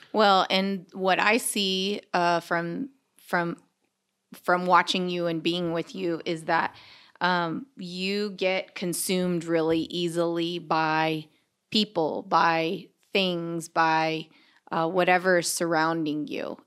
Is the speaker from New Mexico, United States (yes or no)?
no; Corpus Christi, Texas, United States; also born or lived in Los Angeles, California; now in Austin, United States; We're from Corpus Christi